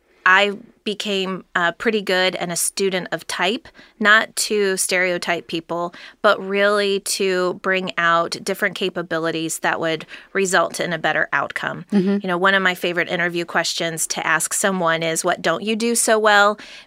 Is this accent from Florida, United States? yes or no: no; Cincinnati, Ohio, United States; I just kept coming back to wanting to be helpful within my hometown, which happens to be Cincinnati, Ohio